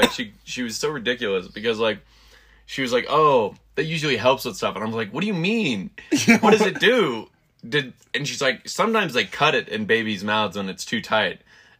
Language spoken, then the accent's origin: English; the South, United States; I'm from the South.